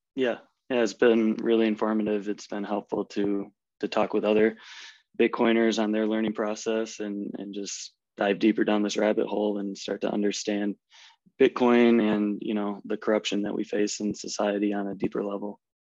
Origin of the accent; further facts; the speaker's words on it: Midwest, United States; accent: American; moved away as an adult; now in Germany; I grew up in the Midwest in the States